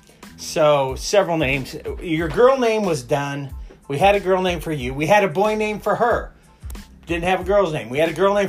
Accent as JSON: {"language": "English", "region": "Nebraska", "country": "United States", "tie": "born or raised there", "said": "growing up in Nebraska"}